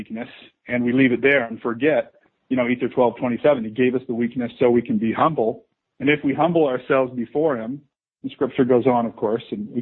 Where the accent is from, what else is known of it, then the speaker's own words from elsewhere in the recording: Las Vegas, Nevada, United States; moved away as an adult; also born or lived in Provo, Utah / New York City / South Carolina; Born and raised in Las Vegas, oldest of 9 kids, 8 boys, 1 girl.